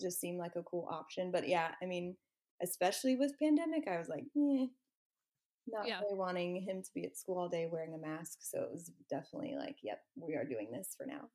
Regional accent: Orlando, Florida, United States; also born or lived in Gainesville, Florida / Athens, Georgia; now in Panama City, United States; I grew up in Orlando

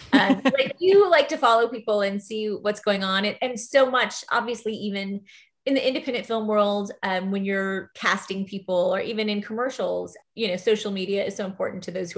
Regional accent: Austin, Texas, United States; My family is here. I was born in Austin. I don't necessarily see myself moving away.

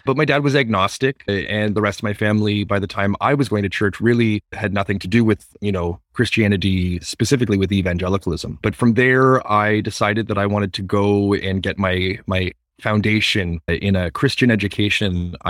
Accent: Toronto, Ontario, Canada; I grew up, born and raised in Toronto, Ontario, and I come from a family of five. I'm the youngest of five, and I have three brothers and a sister

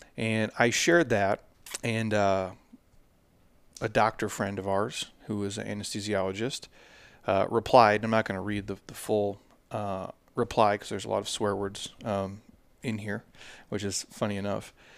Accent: Midwest, United States; I grew up in the Midwest

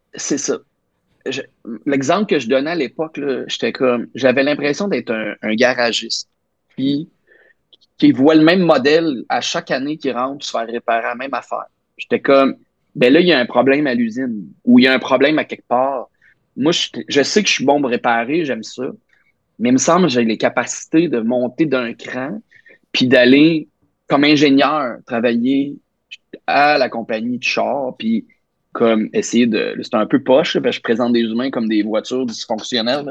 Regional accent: Nicolet, Quebec, Canada; moved away as an adult; now in Montreal, Canada; j'allais à l'église jusqu'à comme 18 ans, euh, catholique, la belle cathédrale de Nicolette

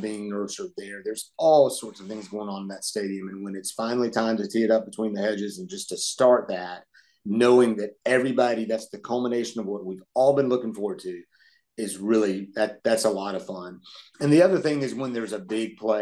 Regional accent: Atlanta, Georgia, United States; in the 70s, growing up in Atlanta

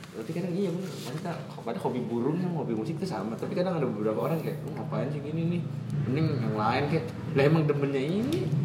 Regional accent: Manado, North Sulawesi, Indonesia; moved away; Manado, pulang kampung-kampung gua.

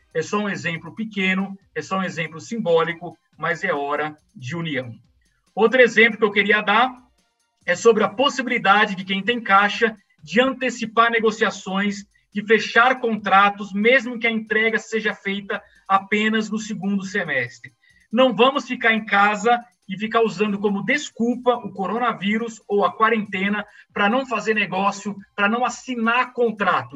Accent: Brazil; Eu, como brasileiro, eu, como economista

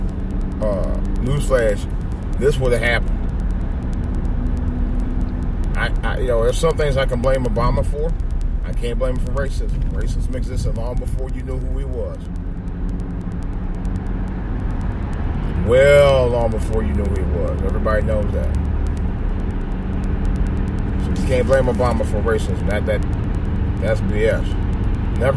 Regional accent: Cleveland, Ohio, United States; In Cleveland, I meant to talk about this. In my hometown

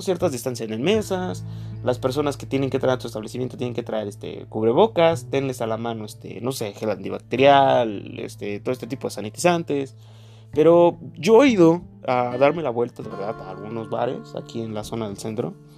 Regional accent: Mexico; Como mexicano

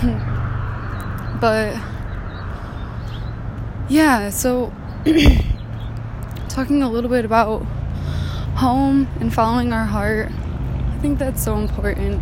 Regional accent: Northern Michigan, United States; moved away as an adult; now in California, United States; I'm from Michigan

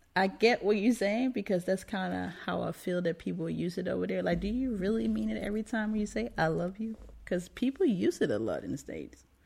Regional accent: Denmark; moved away; I'm American too, right, but grew up in Denmark.

